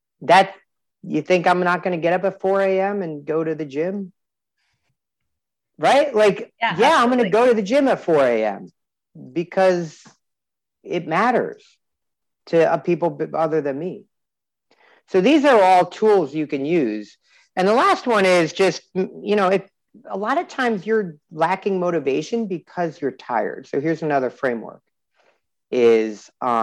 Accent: New Jersey, United States; New Jersey, which is my home state

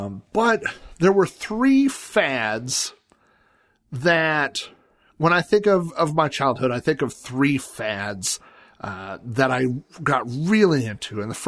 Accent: Sun Valley, United States; But we moved to the house I grew up in Sun Valley the summer that I turned 5 years old.

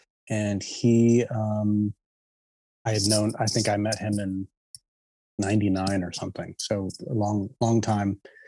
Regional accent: Evanston, Illinois, United States; I'm a musician from Evanston, Illinois.

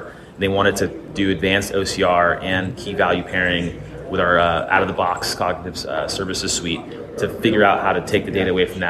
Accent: Vermont, United States; my hometown in Vermont

